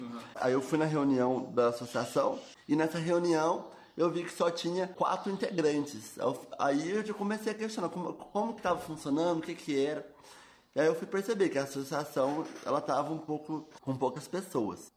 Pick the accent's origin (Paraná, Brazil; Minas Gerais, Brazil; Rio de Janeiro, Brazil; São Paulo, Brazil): Minas Gerais, Brazil; Itajubá; Nasci aqui em Itajubá. Nos dois primeiros anos eu morei em Fimboreira, que é uma cidade próxima aqui, no interior de Minas também. E aí, é, desde os meus dois anos eu moro no bairro do Reborgeon, aqui em Itajubá.